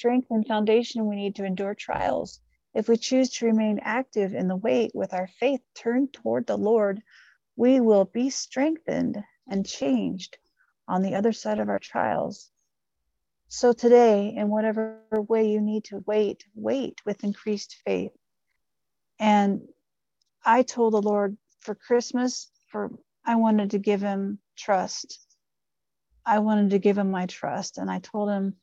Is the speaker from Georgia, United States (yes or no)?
no; Ohio, United States; I'm from Ohio